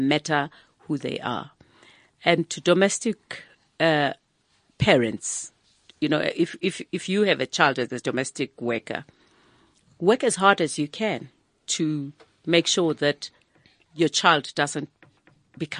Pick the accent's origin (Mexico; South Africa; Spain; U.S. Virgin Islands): South Africa; I grew up in Makishi